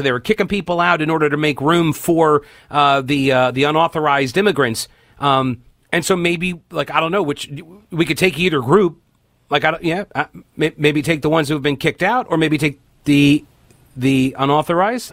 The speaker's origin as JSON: {"language": "English", "country": "United States", "said": "as an American"}